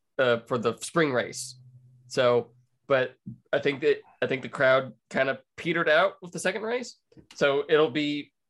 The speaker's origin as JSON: {"language": "English", "region": "Texas", "country": "United States", "said": "I'm from Texas."}